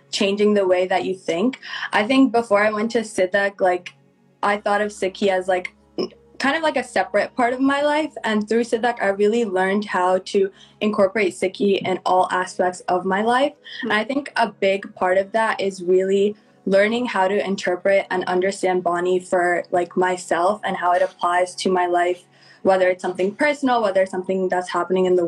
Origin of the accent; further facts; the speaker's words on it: New Jersey, United States; moved away as an adult; now in Pittsburgh, United States; I am from New Jersey, but I go to school in Pittsburgh, Pennsylvania